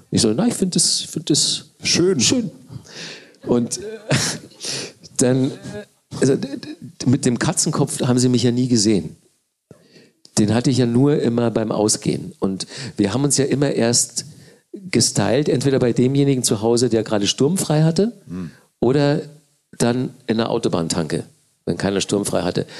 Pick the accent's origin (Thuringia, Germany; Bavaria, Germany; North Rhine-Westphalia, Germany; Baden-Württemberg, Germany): Bavaria, Germany; Manching; now in Berlin, Germany; ich aus Manchen komme